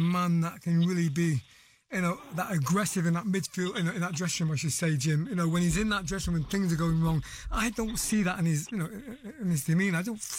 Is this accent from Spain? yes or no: no; Wales, United Kingdom; I'm obviously a Welshman